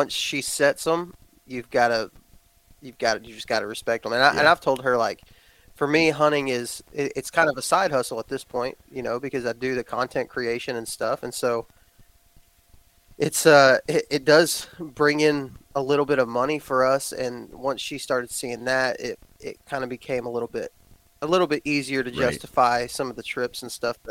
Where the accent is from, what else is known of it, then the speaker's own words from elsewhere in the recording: Texas, United States; moved away; I was raised in Texas